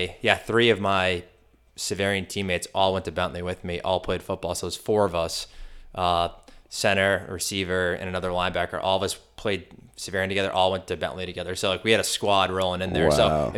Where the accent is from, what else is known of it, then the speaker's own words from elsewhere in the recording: Canton, United States; From Canton.